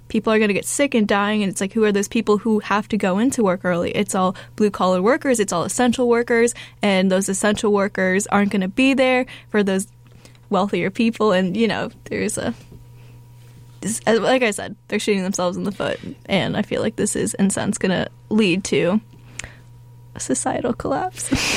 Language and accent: English; Phoenix, Arizona, United States; my hometown in Phoenix